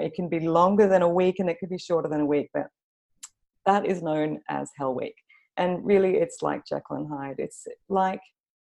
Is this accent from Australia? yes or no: yes; Australia; also born or lived in London; now in Copenhagen, Denmark; So I live in Copenhagen in Denmark, but you can probably tell from my kind of messed up accent that I'm Australian. I've also lived in London for about 9 years.